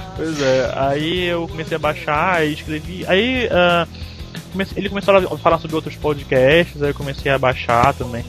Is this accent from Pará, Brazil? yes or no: yes; Belém, Pará, Brazil; moved away as an adult; now in São Paulo, Brazil; eu sou de Belém, né? Moro aqui em São Paulo há seis anos.